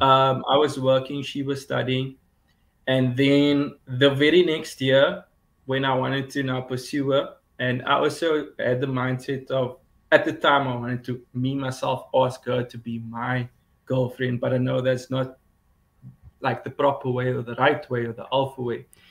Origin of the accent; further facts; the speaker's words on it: Cape Town, Western Cape, South Africa; I'm from Cape Town, South Africa